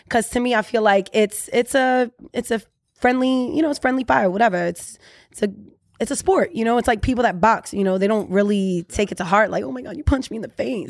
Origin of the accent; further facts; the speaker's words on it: Orlando, Florida, United States; I'm originally from Orlando, Florida, but we mad immigrants, so we everywhere